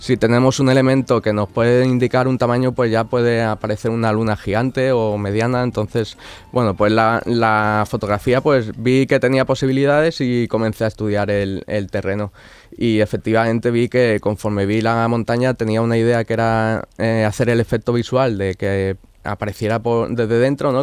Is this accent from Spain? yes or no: yes; Alicante, Valencian Community, Spain; moved away as an adult; now in Morón de la Frontera, Spain; yo soy de Alicante y hace bueno el verano pasado me, mudé aquí a Sevilla, a Morón de la Frontera